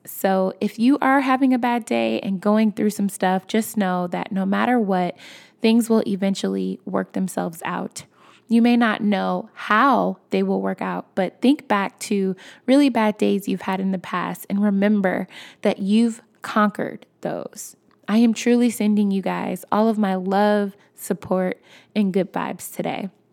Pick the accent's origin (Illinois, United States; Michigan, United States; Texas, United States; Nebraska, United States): Illinois, United States; Chicago; moved away; I'm from Chicago